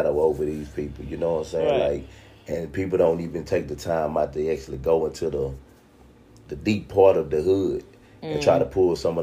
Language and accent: English; United States; I'm from the southeast side, from Sunnyside